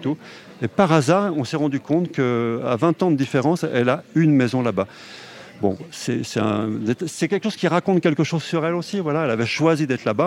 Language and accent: French; Haute-Savoie, Auvergne-Rhône-Alpes, France; also born or lived in Paris; je suis né en Haute-Savoie et je vis dans la montagne